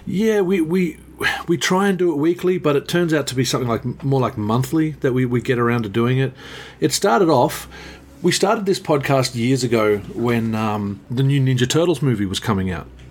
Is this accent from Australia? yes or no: yes; Queanbeyan, New South Wales, Australia; my hometown here